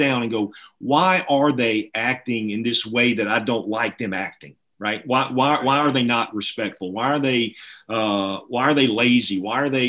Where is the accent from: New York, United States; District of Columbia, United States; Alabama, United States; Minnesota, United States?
Alabama, United States; I'm from Alabama.